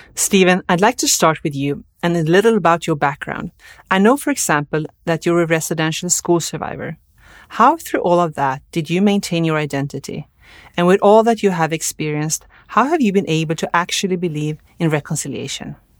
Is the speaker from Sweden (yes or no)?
yes; Linköping, Östergötland, Sweden; English is a second language; now in Ottawa, Canada; I grew up in Linköping, Sweden, and now live in Ottawa